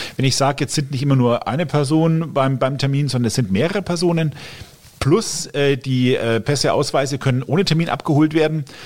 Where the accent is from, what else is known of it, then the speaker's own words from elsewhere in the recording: Fürth district, Middle Franconia, Bavaria, Germany; also born or lived in Coburg; ich bin gebürtiger Coburger, habe immer hier in Mittelfranken gewohnt, zumindest hier aufgewachsen, im Landkreis Fürth